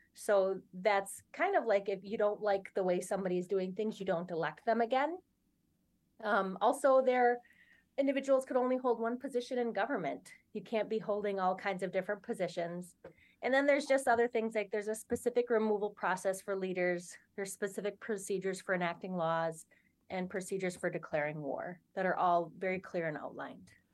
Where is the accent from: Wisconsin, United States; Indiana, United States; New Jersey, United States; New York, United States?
Wisconsin, United States; Oneida; I grew up here in Oneida in, in my community